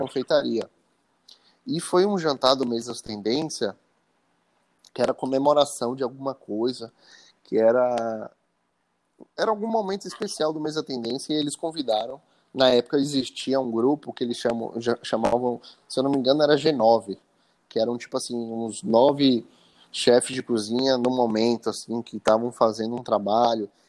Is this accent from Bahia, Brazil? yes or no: yes; Salvador, Bahia, Brazil; moved away as an adult; also born or lived in Italy; voltei para Salvador para passar um, algumas semanas aqui com a família